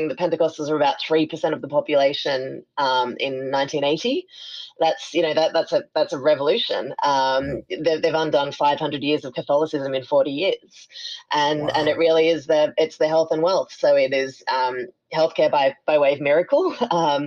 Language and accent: English; Sydney, New South Wales, Australia; born or raised there; moved away as an adult; now in New Orleans, United States